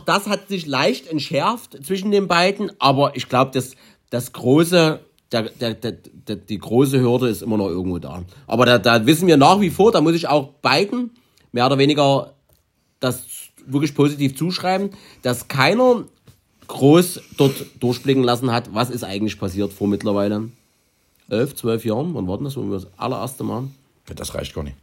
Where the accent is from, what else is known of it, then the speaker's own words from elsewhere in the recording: Germany; wir kommen zufällig aus Deutschland